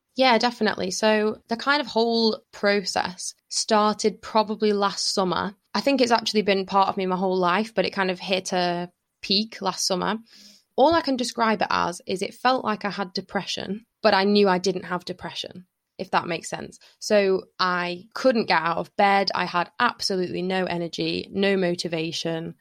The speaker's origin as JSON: {"language": "English", "town": "Lytham", "region": "North West England", "country": "United Kingdom", "tie": "born or raised there", "said": "I had, like, a really happy childhood kind of growing up in Lytham"}